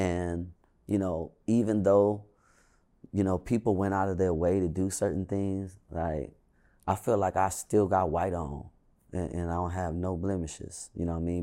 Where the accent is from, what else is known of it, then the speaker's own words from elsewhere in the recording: Inglewood, California, United States; I really only act like I'm from Inglewood